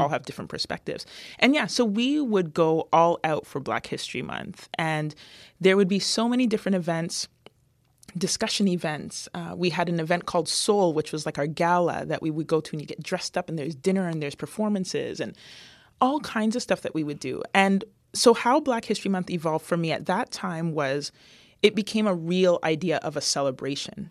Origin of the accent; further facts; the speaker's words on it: London, Ontario, Canada; moved away; growing up in London, Ontario was very interesting.